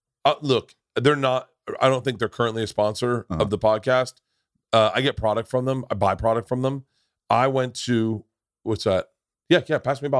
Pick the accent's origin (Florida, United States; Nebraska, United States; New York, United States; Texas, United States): Florida, United States; Tampa; I grew up in Tampa.